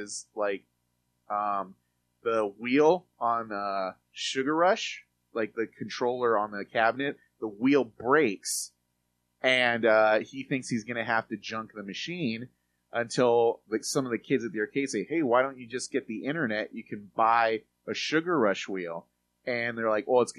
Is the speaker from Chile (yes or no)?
no; Mexico; moved away; I grew up, I grew up in Mexico in the 80s